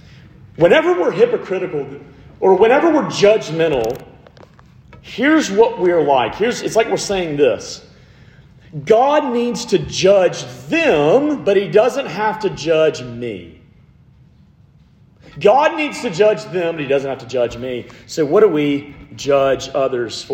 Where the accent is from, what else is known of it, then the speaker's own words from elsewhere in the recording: Montgomery, Alabama, United States; I am from Montgomery, Alabama, which is 45 minutes from Auburn